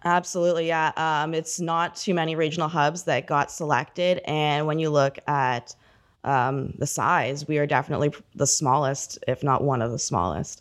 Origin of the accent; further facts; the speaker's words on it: Port Perry, Ontario, Canada; I grew up in Port Perry.